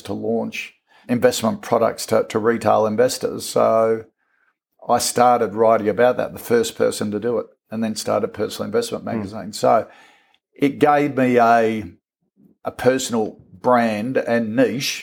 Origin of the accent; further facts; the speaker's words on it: Port Adelaide, South Australia, Australia; now in Sydney, Australia; I was born in Adelaide, grew up in Port Adelaide, and then dad got transferred to Sydney, which we all moved across